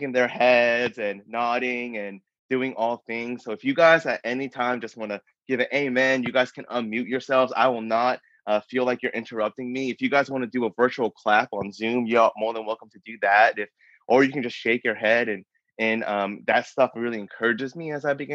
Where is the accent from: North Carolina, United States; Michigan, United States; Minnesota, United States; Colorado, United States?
Colorado, United States; Denver; moved away as an adult; also born or lived in Massachusetts; now in Austin, United States; I am born and raised in Denver, Colorado. That's where I call home.